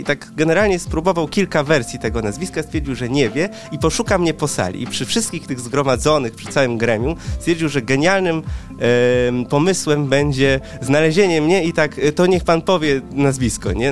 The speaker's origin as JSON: {"language": "Polish", "country": "Poland", "tie": "born or raised there", "said": "jestem w połowie Wietnamczykiem, w połowie Polakiem, mój tata pochodzi z Wietnamu, moja mama jest Polką"}